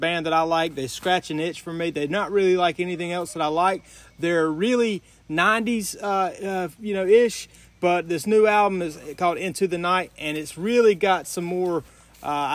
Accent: United States; I'm American

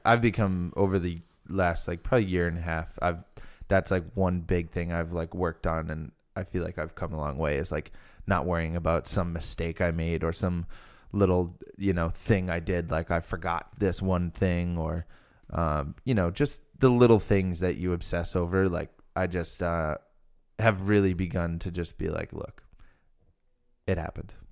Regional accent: Rhode Island, United States

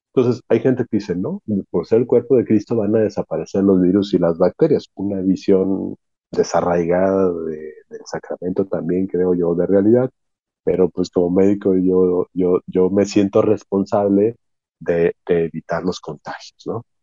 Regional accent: Mexico; mi gente, en mi pueblo

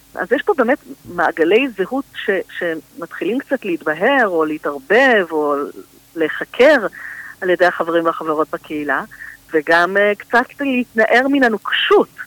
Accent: Tel Aviv, Tel Aviv District, Israel; also born or lived in Holon; אני תל אביבית במקור

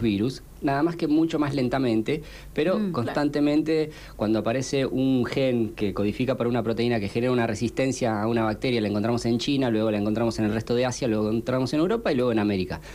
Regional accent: Pilar, Buenos Aires Province, Argentina; also born or lived in Quilmes; Yo soy de Pilar.

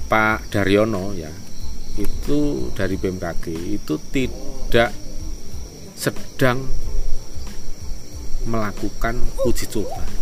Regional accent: Java, Indonesia; kita sendiri itu sebagai orang Jawa yang nguri-uri karifan lokal atau lokal wisdom

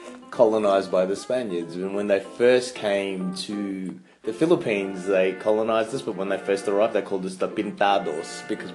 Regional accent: Frankston, Victoria, Australia; I'm from Frankston.

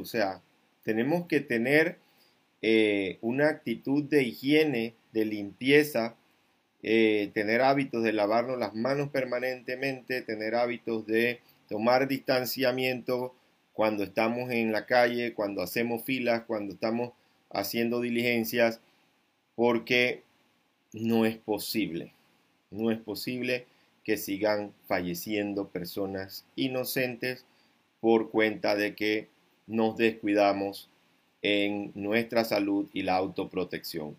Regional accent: Panama; como panameño con conciencia cívica

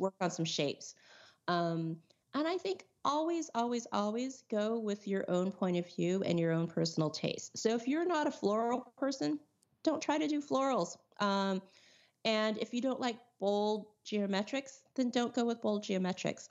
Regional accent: California, United States; I'm from California

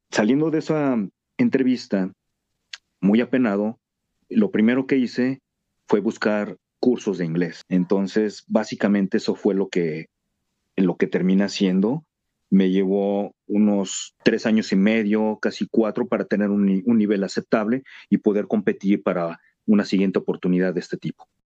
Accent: Mexico City, Mexico; México, Distrito Federal, ahora Ciudad de México

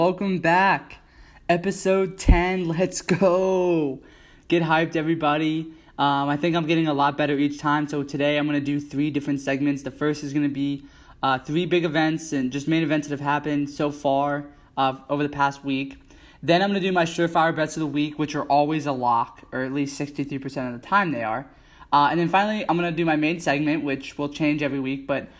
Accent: Tampa, Florida, United States; I grew up in the Tampa Bay area, and I kind of became a Bucks fan.

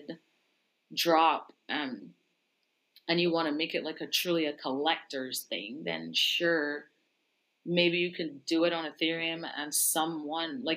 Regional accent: Barbados; I was born and raised in Barbados. Like, I didn't grow up in the US

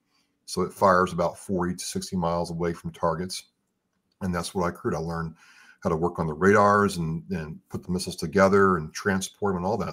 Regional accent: United States; I love being American.

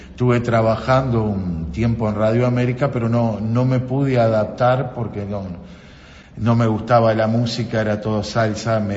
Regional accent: Libertador, Argentina; born there; yo nací en Libertador y ahora, bueno, estoy al frente de FM Libertadores como un sueño

